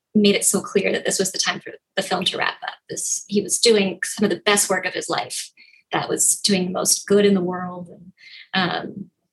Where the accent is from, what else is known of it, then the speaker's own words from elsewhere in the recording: Minneapolis, Minnesota, United States; now in New York, United States; I grew up in Minneapolis